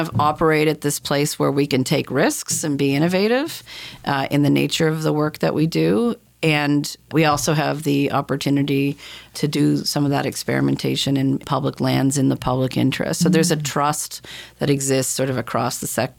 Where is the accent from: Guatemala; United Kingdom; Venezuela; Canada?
Canada; Halifax, Nova Scotia; I was born and raised in Halifax, went to university here